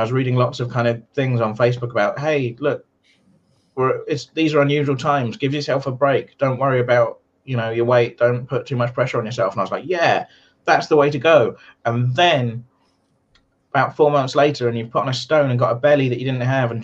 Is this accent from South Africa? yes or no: no; England, United Kingdom; moved away as an adult; now in Wales, United Kingdom; I'm English